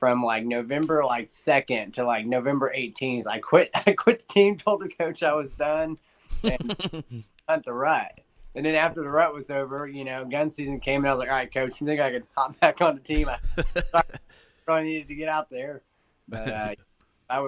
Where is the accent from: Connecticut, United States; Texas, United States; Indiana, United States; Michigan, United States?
Indiana, United States; I'm from Indiana, 24